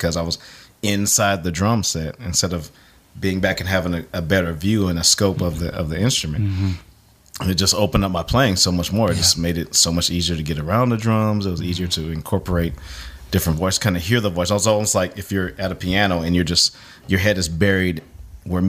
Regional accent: Bay Area, California, United States; moved away as an adult; also born or lived in San Francisco / New Jersey / Nashville; I was born in San Francisco, and then we moved to the other side of the Bay. I basically grew up in the southern tip of the Bay Area, which was halfway between San Jose and Oakland

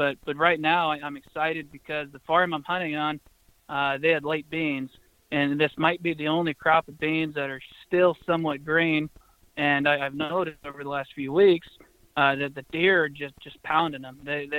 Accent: Missouri, United States; also born or lived in Connecticut; Yeah, but born in Connecticut, but moved to a small town, Northwest Missouri, age of five. So for the most part, born and raised in Northwest Missouri, and that's where the house and the wife are now.

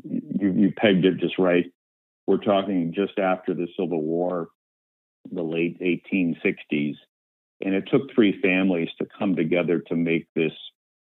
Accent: Sandusky, Ohio, United States; moved away as an adult; now in Washington, D.C., United States; I had to go back to my hometown of Sandusky, Ohio

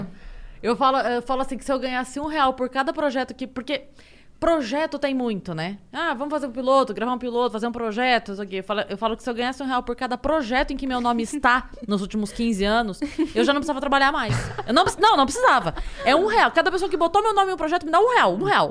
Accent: Sorocaba, São Paulo, Brazil; eu sou de Sorocaba

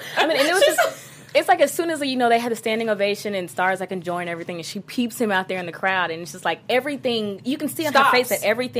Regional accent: the South, United States; I know I'm from the South

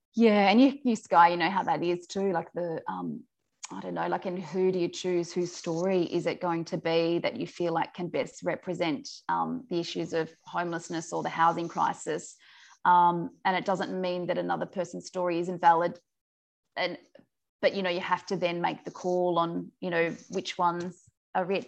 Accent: Forbes, New South Wales, Australia; moved away as an adult; also born or lived in Sydney / Uganda; I grew up out in the Central West. I'm from Forbes. Um, so, that's uh, west of Orange, effectively in New South Wales

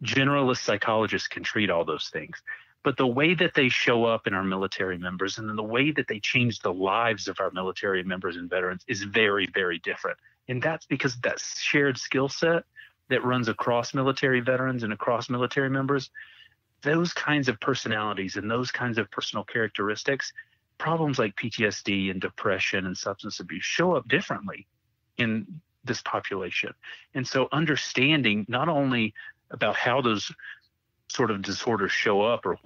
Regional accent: North Carolina, United States; I'm from North Carolina

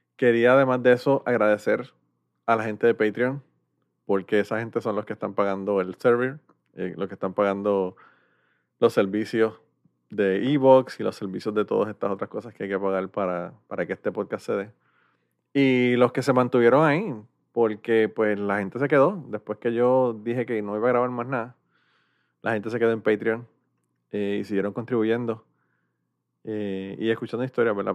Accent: Puerto Rico; now in United States; somos de Puerto Rico

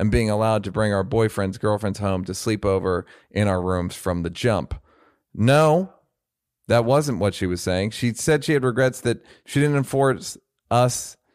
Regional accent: California, United States; guys, I grew up in the Bay Area.

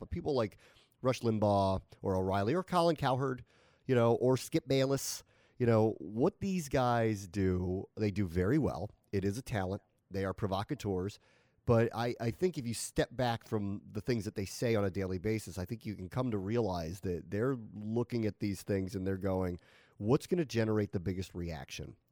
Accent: United States; I am so American

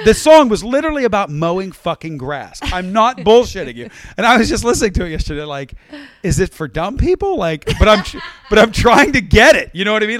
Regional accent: West Virginia, United States; also born or lived in Baltimore, Maryland / Pittsburgh area, Pennsylvania; growing up in West Virginia

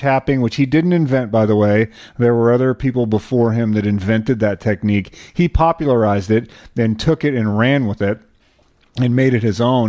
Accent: New Mexico, United States; for a kid growing up in New Mexico

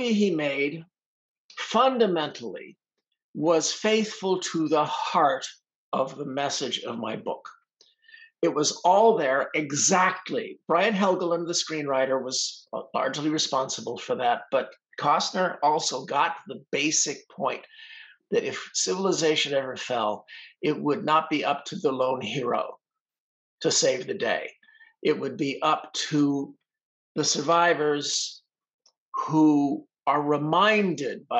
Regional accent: Los Angeles, California, United States; I grew up in Hollywood

